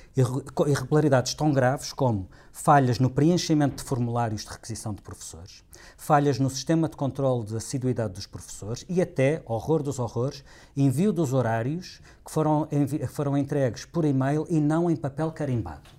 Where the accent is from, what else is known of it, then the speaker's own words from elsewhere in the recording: Madeira, Portugal; eu sou de lá. Eu conheço bem, eu, não sou, sou da Madeira, sou, do, do, do sou de um sítio que não é muito longe de Corral das Freiras